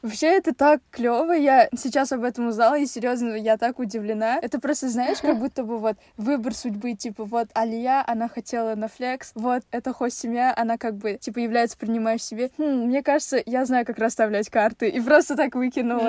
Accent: Kazakhstan; в нашем Казахстане

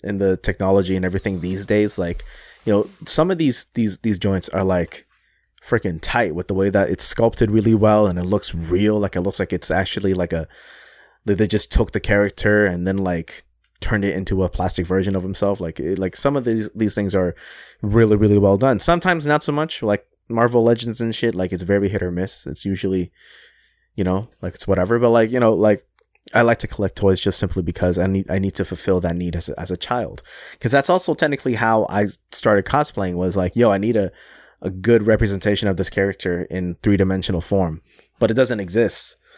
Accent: Toronto, Ontario, Canada; I'm from Toronto

